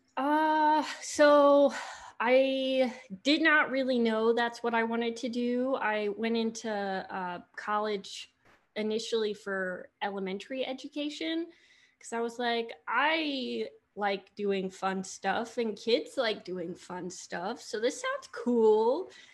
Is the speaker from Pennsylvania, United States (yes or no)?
no; Johns Island, South Carolina, United States; moved away as an adult; growing up on John's Island